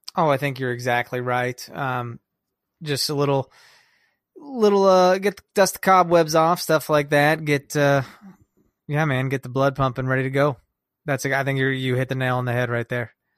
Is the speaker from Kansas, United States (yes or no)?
yes; Kansas, United States; now in Chicago, United States; We're from Kansas